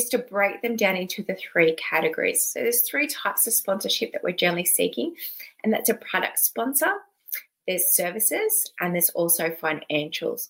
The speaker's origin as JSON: {"language": "English", "town": "Sydney", "region": "New South Wales", "country": "Australia", "moved": "as an adult", "lives_now": "Melbourne, Australia", "said": "I was originally from Sydney. And recently, when I say recently, in the last 10 years, I've moved down to Melbourne, Victoria."}